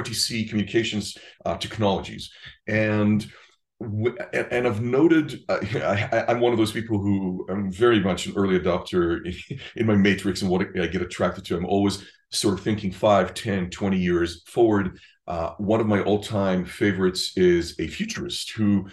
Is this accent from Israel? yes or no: yes; Israel; moved away; I'm from Israel originally